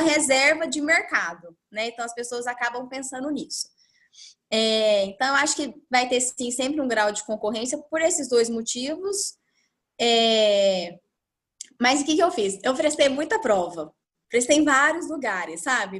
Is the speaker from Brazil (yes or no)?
yes; Uberaba, Minas Gerais, Brazil; moved away as an adult; now in Ribeirão Preto, Brazil; eu sou de Uberaba, era uma coisa que era legal pra mim. Ficar próximo da minha família